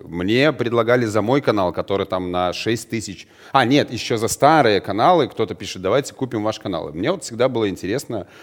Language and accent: Russian; Belarus; у нас в стране, а мы из Беларуси вещаем